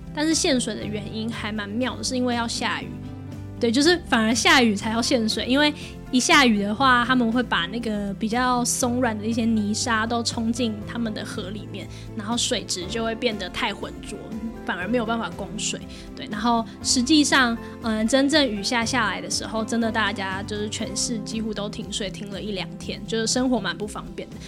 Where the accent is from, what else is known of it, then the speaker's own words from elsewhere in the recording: Taiwan; 就不会有另外一个台湾人跟着我一起去